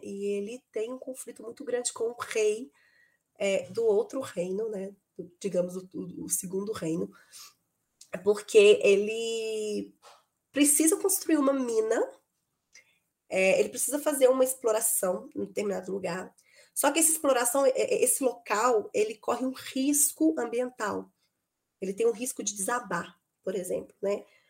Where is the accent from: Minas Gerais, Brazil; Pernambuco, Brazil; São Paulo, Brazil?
Minas Gerais, Brazil; Belo Horizonte; eu sou de Belo Horizonte